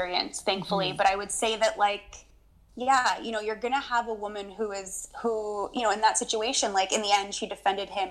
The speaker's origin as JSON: {"language": "English", "area": "Long Island", "region": "New York", "country": "United States", "tie": "born or raised there", "moved": "yes", "lives_now": "Canada", "said": "I grew up on Long Island in New York."}